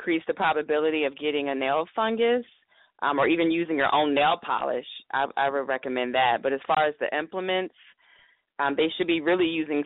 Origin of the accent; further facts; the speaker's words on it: the South, United States; I'm from the South also.